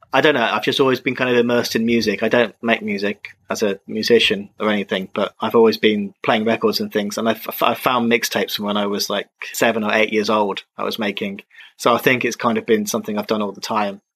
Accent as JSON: {"language": "English", "region": "England", "country": "United Kingdom", "also_born_or_lived": "Czech Republic / China", "moved": "as an adult", "said": "Now I've moved back to my home country"}